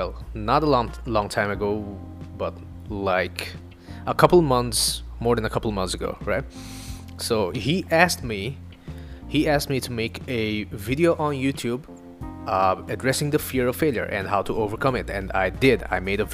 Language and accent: English; Northeast India, India; first language Assamese; English is a second language; English is not my first language. It's not even Hindi. It's from another part of India called Northeast India. And the language is called Assamese